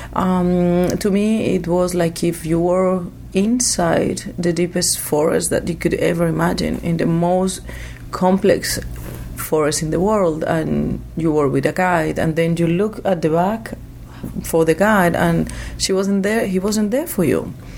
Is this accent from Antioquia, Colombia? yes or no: yes; Medellín, Antioquia, Colombia; I was born in Medellin, a very well known city because of the drugs business. Uh, I, have I have spent uh, most of my life in between the rainforest, the cloud forest, and also the cities of my country, mainly Medellin